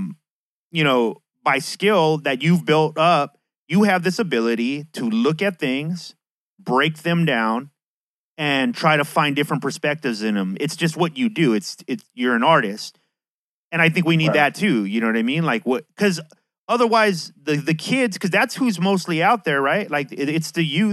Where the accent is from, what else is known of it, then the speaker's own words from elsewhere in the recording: San Diego, California, United States; I'm from San Diego